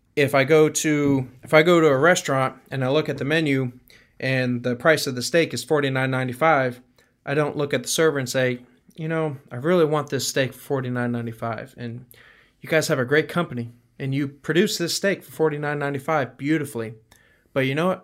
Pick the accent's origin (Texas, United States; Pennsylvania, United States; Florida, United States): Florida, United States; Stuart; moved away; I grew up in Stuart, Florida